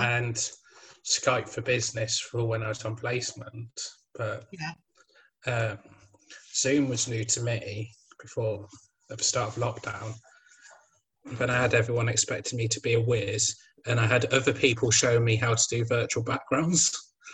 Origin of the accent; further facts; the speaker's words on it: Midlands, United Kingdom; I'm from the Midlands, so we get some of Somerset's weather